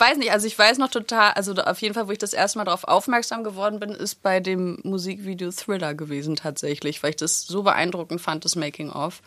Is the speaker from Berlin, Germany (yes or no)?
yes; Berlin, Germany; Ich bin in Schöneberg geboren und in Wilmersdorf und Schöneberg groß geworden.